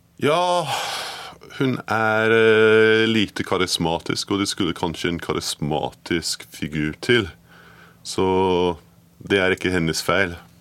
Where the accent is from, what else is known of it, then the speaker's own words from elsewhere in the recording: Edinburgh, Scotland, United Kingdom; Norwegian is a second language; moved away as an adult; also born or lived in Glasgow / London; now in Norway; Jeg er født født i Glasgow og oppvokst i Edinburgh, men forlot landet mitt da jeg var 18